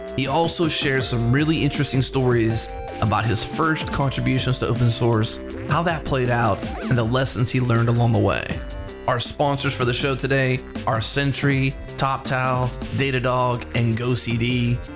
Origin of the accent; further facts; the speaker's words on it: United States; I'm an American, so I've got just a typical English way I say it